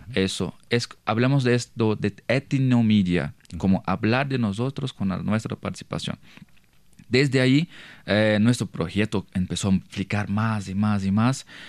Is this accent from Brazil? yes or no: yes; Brazil; Spanish is a second language; yo soy de una comunidad indígena de, de, pueblo Terena, que está cerquita de Paraguay y Bolivia